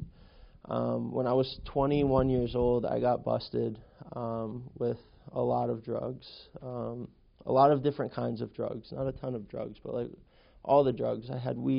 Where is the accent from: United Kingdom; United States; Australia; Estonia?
United States; Western Massachusetts; I grew up in Western Massachusetts